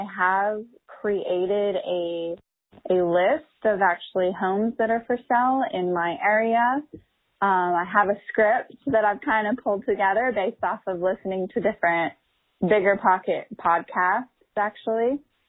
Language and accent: English; Long Beach, California, United States; I'm from Long Beach, California.